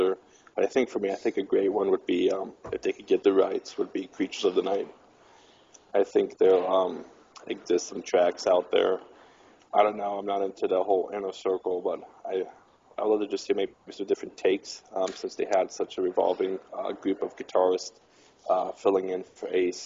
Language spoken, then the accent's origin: English; Washington, District of Columbia, United States; moved away as an adult; now in Rexburg, United States; I'm from Washington, D.C. originally, but I'm currently attending college at Brigham Young University in Idaho